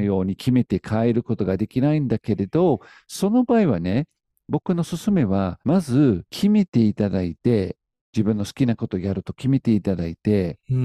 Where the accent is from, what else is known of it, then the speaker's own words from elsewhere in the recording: United Kingdom; now in Japan; 僕はイギリス人なんだけど